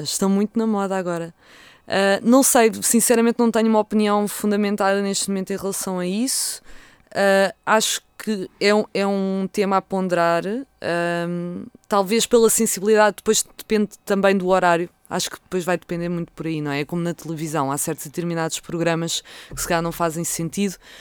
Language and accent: Portuguese; Vila Franca de Xira, Lisbon, Portugal; foi a Vila Franca de Xira, foi onde eu passei, onde eu nasci bem, e passei a minha adolescência